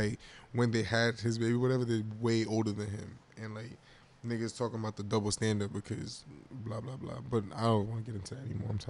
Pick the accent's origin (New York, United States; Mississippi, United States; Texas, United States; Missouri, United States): New York, United States; I'm from New York.